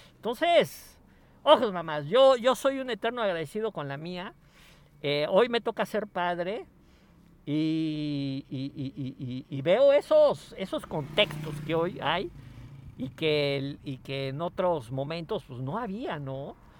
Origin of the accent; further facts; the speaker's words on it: Mexico; les hablo de México